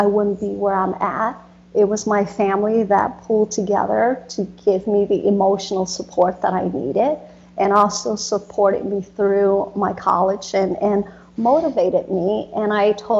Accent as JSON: {"language": "English", "country": "United States", "tie": "born or raised there", "also_born_or_lived": "Vietnam", "said": "growing up in America"}